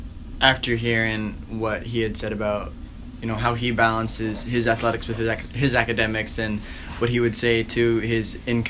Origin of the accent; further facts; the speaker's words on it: Columbus, Ohio, United States; Yeah, I grew up in Columbus, Ohio. So all of Friday night, all day Saturday, and then Sunday morning is devoted to Ohio State football and Ohio State athletic culture.